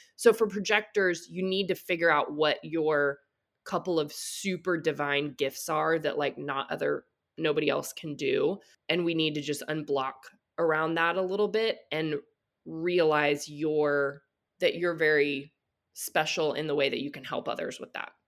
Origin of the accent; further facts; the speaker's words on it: Texas, United States; I grew up in the Bible Belt in Texas